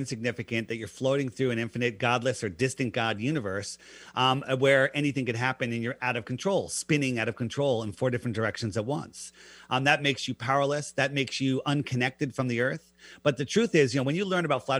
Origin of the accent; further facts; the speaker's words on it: Fairfield County, East Coast, Connecticut, United States; I grew up in the East Coast in Fairfield County